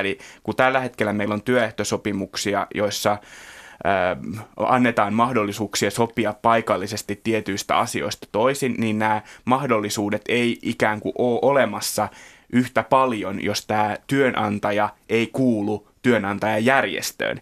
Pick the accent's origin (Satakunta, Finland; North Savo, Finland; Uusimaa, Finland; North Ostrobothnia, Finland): Uusimaa, Finland; Kerava; mä oon Keravalta kotoisin.